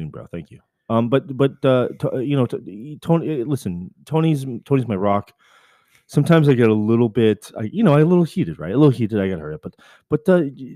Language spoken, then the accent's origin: English; Coquitlam, British Columbia, Canada; I'm from Vancouver, but really I'm from Coquitlam, British Columbia